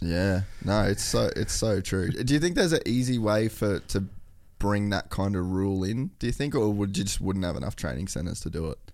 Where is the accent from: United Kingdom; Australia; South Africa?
Australia; Cairns, Queensland; when I was a kid, we grew up in Cairns